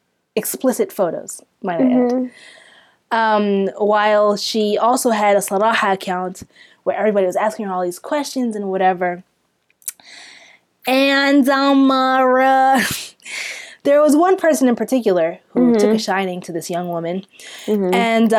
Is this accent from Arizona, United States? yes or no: no; Florida, United States; I'm not Sudanese. I'm from Florida.